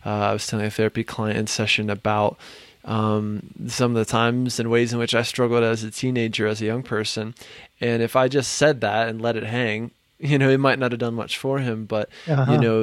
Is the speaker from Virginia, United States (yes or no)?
yes; Virginia, United States; I'm from Virginia